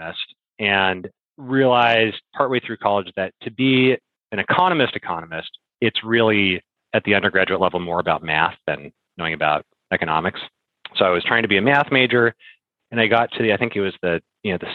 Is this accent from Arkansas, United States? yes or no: no; near Bozeman, Southwest Montana, United States; moved away; the area in Southwest Montana where I grew up, which is near Bozeman, is kind of blown up